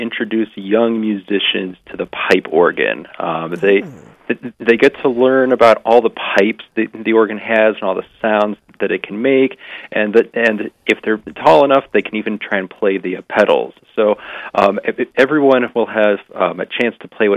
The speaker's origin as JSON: {"language": "English", "town": "Fort Collins", "region": "Colorado", "country": "United States", "tie": "born or raised there", "said": "back at my hometown parish in Fort Collins, Colorado"}